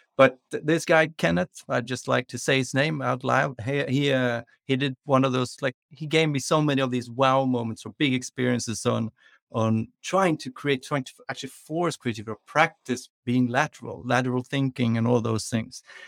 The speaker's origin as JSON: {"language": "English", "country": "Sweden", "tie": "born or raised there", "also_born_or_lived": "London, United Kingdom", "said": "We moved to London, so I grew up in London when I was, like, three, between three and six years old, uh, which men-, means that I started school earlier than we do in Sweden. So when I came to Swedish school"}